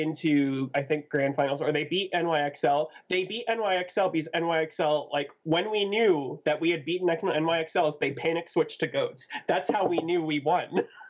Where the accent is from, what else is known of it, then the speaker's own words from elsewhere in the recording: Ottawa, Ontario, Canada; Ottawa boy. Sorry, Bonnie's from my hometown